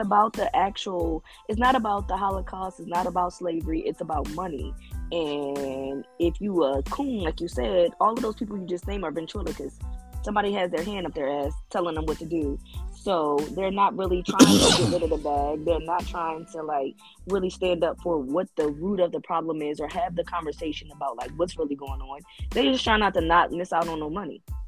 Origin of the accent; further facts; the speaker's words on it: Philadelphia, Pennsylvania, United States; I'm from Philly, so I like the cold